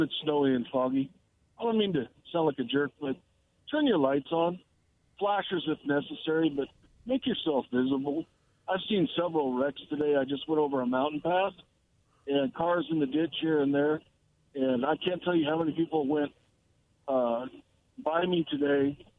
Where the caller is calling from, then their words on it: Kennewick, Washington, United States; I'm calling from Kennewick.